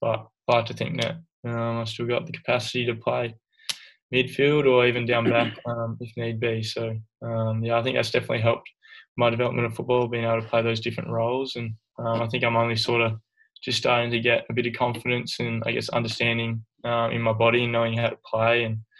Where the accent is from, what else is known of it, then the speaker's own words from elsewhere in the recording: Dunsborough, Western Australia, Australia; also born or lived in Sea Lake, Victoria; So I was born in Dunsborough, which is a place 2 hours south of Perth on the coast. And then when I wasn't very old, I reckon I was in kindy, moved over to country town in Victoria called Sealake in the Mallee there